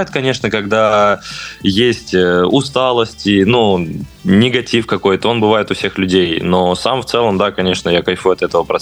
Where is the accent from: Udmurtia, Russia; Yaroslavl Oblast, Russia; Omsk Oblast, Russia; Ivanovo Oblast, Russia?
Ivanovo Oblast, Russia; Ivanovo; now in Moscow, Russia; я сам, сам из города Невест.